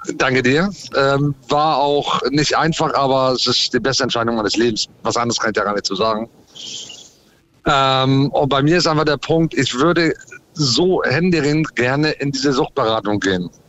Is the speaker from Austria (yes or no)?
no; United States; also born or lived in Ahrensburg, Schleswig-Holstein, Germany; now in Germany; ich bin in den USA groß geworden, weil ich Deutsch-Amerikaner bin